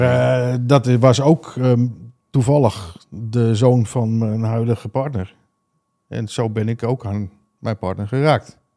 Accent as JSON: {"language": "Dutch", "town": "Alkmaar", "region": "North Holland", "country": "Netherlands", "said": "Ik zeg, nou, uit Alkmaar"}